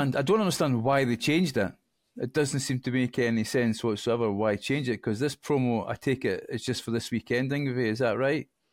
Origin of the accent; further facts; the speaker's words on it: Scotland, United Kingdom; I'm Scottish